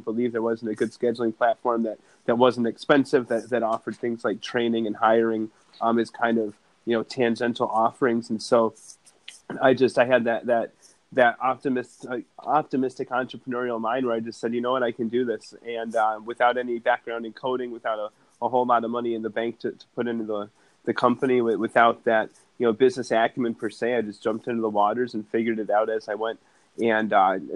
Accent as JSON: {"language": "English", "town": "Evanston", "region": "Illinois", "country": "United States", "tie": "born or raised there", "said": "growing up in Chicago, where I did, on the north side in Evanston"}